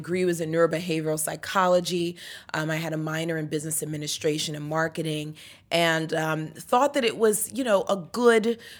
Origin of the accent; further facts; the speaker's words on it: New York, United States; also born or lived in Trinidad; That's where I was born, but I grew up in New York.